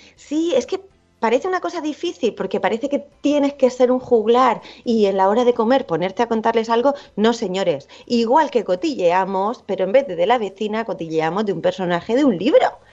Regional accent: town at the end of the Ruta del Bakalao, Valencian Community, Spain; moved away; yo que vivo en un pueblo, bueno, ahora no, pero mi pueblo es el final de la ruta del bacalao

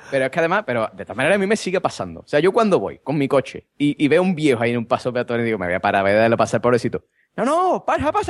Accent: Vejer de la Frontera, Andalusia, Spain

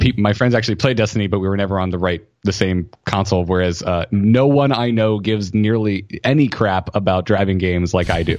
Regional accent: the South, United States; I grew up in the South

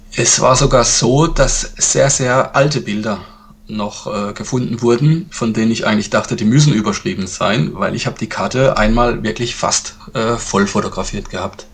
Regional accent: Sinsheim, Baden-Württemberg, Germany; ich komme aus Sinsheim. Das liegt im Badischen

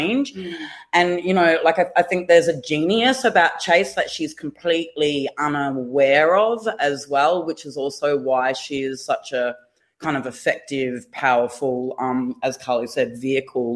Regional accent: southeast Queensland, Australia; now in Melbourne, Australia; I'm a Yagara Batchelor woman from southeast Queensland, living and working down here in Naam and Kulin country

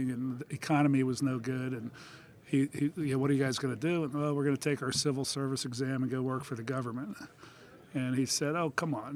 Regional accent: Philadelphia, Pennsylvania, United States; moved away as an adult; now in Indianapolis, United States; I'm from Philadelphia originally.

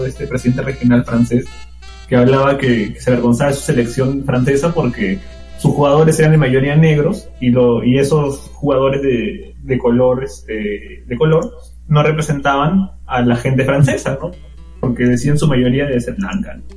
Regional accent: Peru

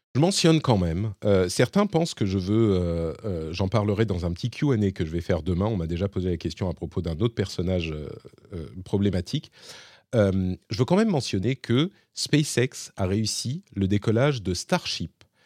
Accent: France; chez nous, en France

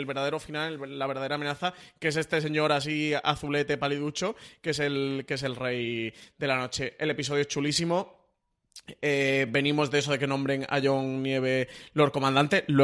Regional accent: Andalusia, Spain; yo soy andaluz

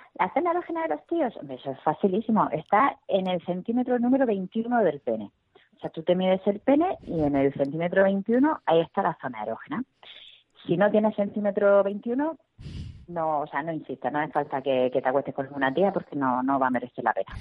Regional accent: Murcia, Region of Murcia, Spain; accent: Murcian; como soy de Murcia

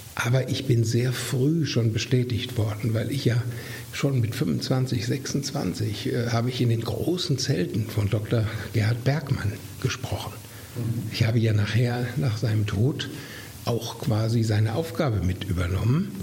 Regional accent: near Herford, North Rhine-Westphalia, Germany; moved away as an adult; also born or lived in Mainz; in meiner Heimat in der Nähe in Herford

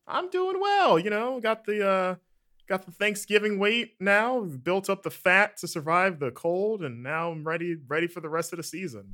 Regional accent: Florida, United States; growing up in Florida slash the South

